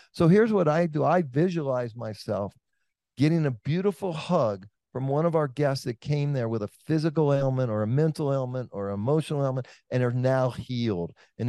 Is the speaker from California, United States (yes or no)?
yes; Oakland, California, United States; you're in Atlanta, I'm from Oakland.